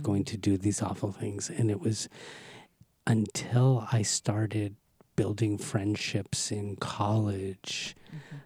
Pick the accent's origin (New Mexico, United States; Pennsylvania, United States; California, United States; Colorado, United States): California, United States; Los Angeles; I grew up in Southern California